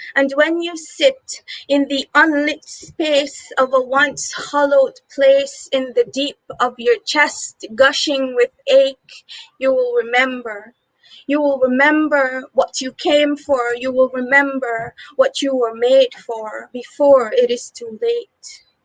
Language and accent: English; Guyana; I'm from Guyana, South America